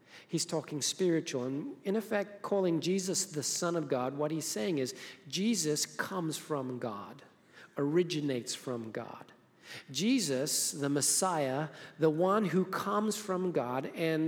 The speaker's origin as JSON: {"language": "English", "region": "Harare", "country": "Zimbabwe", "tie": "born or raised there", "moved": "yes", "said": "I was born in Zimbabwe, Africa, grew up in the suburbs of the capital city called Harare"}